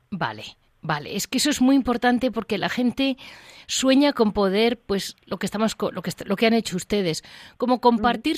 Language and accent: Spanish; Madrid, Community of Madrid, Spain; como madrileña